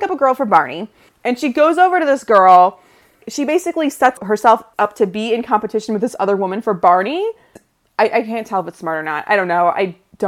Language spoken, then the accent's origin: English; Midwest, United States; also born or lived in Ann Arbor, Michigan; We're from the Midwest